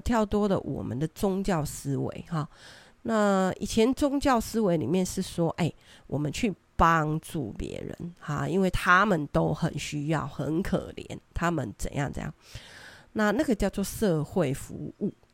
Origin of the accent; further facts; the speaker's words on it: Taiwan; 我们生在这里，长在这里，我， 我们真的很爱台湾